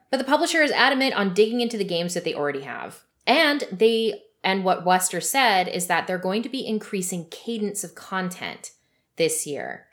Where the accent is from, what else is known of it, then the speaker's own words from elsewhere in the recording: Canada; also born or lived in Vancouver, British Columbia; I'm Canadian